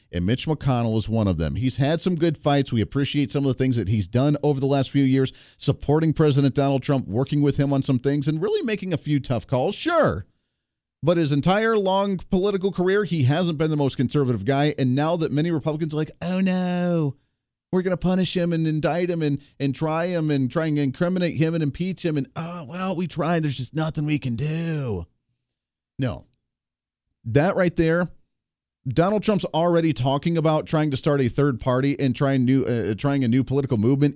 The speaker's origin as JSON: {"language": "English", "country": "United States", "tie": "born or raised there", "also_born_or_lived": "Colorado / Ohio", "moved": "yes", "lives_now": "Wichita, United States", "said": "I grew up in Colorado and Ohio"}